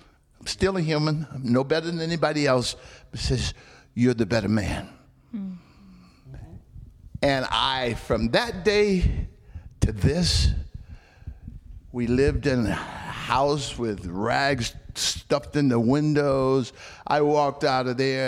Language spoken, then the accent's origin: English; Alabama, United States; I was born in Alabama